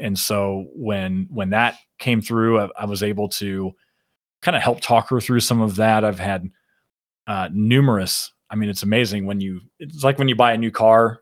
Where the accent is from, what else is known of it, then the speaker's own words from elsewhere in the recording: Shipshewana, Indiana, United States; I'm a I'm a small town country boy from northern Indiana